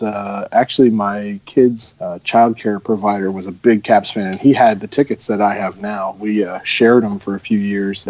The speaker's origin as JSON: {"language": "English", "region": "New Jersey", "country": "United States", "tie": "born or raised there", "moved": "as an adult", "lives_now": "Maryland, United States", "said": "I was born and raised in New Jersey, was in the military, came to Maryland"}